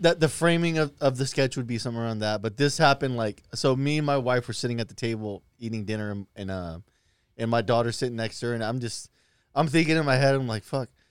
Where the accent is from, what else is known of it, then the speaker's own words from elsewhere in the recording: Lincoln, Nebraska, United States; when I grew up in Lincoln, we lived in these white trash apartments